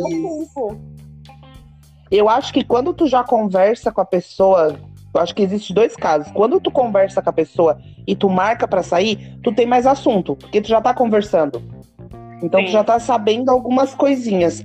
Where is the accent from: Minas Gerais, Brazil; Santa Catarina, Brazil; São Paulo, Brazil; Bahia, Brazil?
Santa Catarina, Brazil; Criciúma; sou de Criciúma